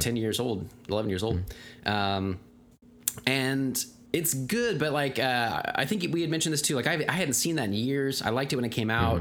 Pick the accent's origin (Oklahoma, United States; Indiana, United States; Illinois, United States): Oklahoma, United States; Tulsa; being from Tulsa